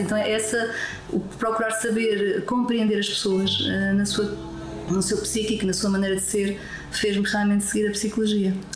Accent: Lisbon, Portugal; moved away as an adult; also born or lived in Porto / Macau; now in Madeira, Portugal; Eu nasci em Lisboa uh, há quase 60 anos

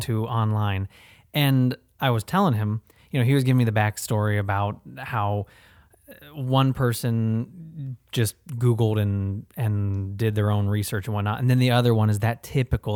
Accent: Ohio, United States; now in Florida, United States; we're both from Ohio

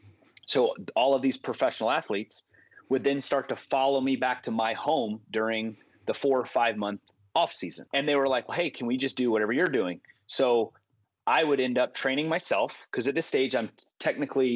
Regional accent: Richmond, Virginia, United States; moved away; also born or lived in East Tennessee; I grew up in Richmond, Virginia

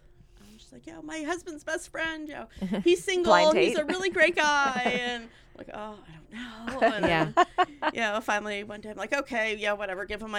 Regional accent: Erie, Pennsylvania, United States; also born or lived in Jamestown, New York; Mostly in Erie. We moved here when I was five.

